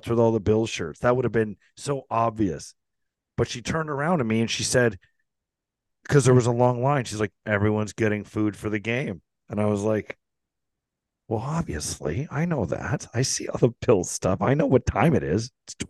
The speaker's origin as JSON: {"language": "English", "country": "Canada", "said": "No, seriously, I'm from Canada."}